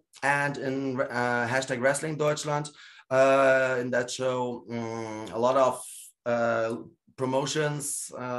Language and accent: English; Gdańsk, Pomeranian Voivodeship, Poland; born there; Although they know I'm born in Poland, you know? I'm born in Gdańsk, basically the same area where KPW is promoting.